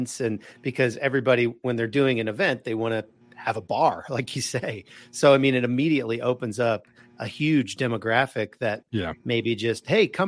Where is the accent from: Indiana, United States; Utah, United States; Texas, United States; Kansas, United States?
Kansas, United States; Wichita; moved away; I'm originally from Kansas, so I was from Wichita